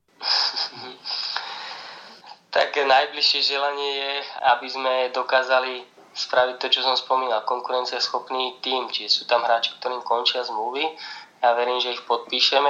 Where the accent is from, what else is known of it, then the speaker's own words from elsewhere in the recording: Trnava, Trnava Region, Slovakia; ja som Trnavčan